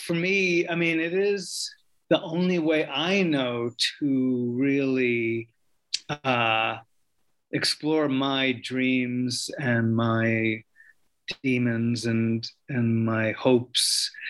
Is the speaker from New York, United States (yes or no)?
yes; New York, United States; But as a young Puerto Rican, you know, growing up in New York, he was a hero, as was the Cuban Revolution